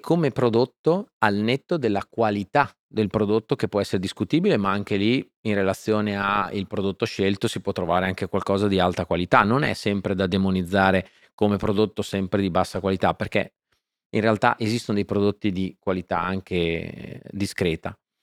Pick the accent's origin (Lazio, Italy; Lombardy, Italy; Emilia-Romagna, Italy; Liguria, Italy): Emilia-Romagna, Italy; Faenza; Sono nato a Faenza e sono un romagnolo doc